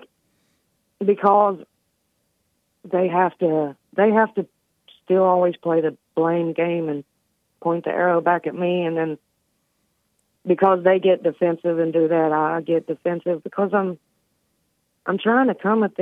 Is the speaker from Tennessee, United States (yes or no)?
no; West Virginia, United States; here in West Virginia, growing up in the Bible Belt